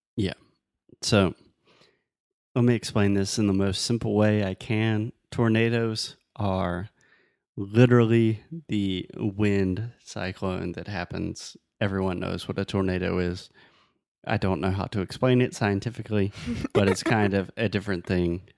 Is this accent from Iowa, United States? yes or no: no; Spartanburg, South Carolina, United States; moved away; I was born and raised in South Carolina, but I was born in a little city called Spartanburg, South Carolina